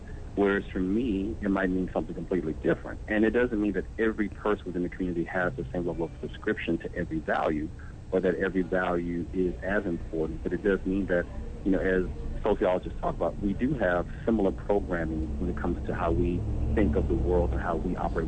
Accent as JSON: {"language": "English", "country": "United States", "said": "I'm an American."}